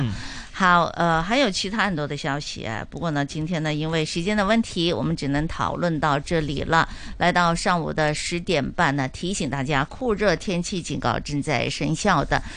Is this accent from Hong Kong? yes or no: yes; Hong Kong; 我们香港人